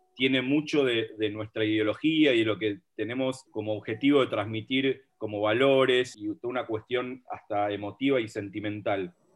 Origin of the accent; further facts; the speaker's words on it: Villa Lynch, Buenos Aires, Argentina; Vengo del barrio memorable de Villalinch, al igual que el señor Ale Abramovich